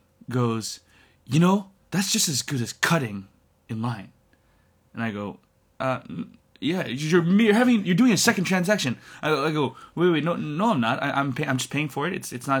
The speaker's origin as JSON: {"language": "English", "region": "New York", "country": "United States", "said": "I'm from New York."}